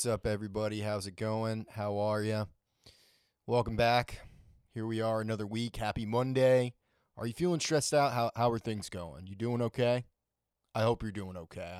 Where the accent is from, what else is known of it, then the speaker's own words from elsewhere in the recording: Maine, United States; I grew up in Maine